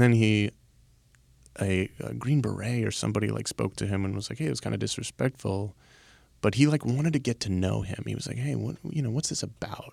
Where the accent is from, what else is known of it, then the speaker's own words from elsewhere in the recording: Baltimore, Maryland, United States; I'm from Baltimore